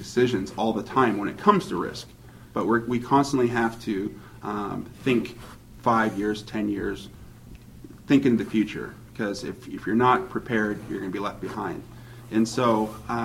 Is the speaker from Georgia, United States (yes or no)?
no; Lacey, Washington, United States; also born or lived in Lakewood; in the city that I was born and raised on. I was born and raised on Lacey Street